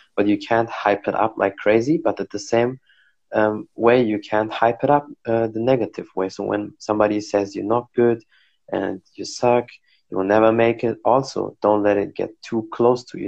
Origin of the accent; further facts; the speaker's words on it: Germany; I'm from Germany